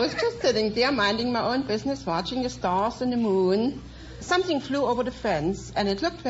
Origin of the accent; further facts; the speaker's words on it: Dresden, Saxony, Germany; moved away as an adult; now in United States; I come from Dresden, Germany.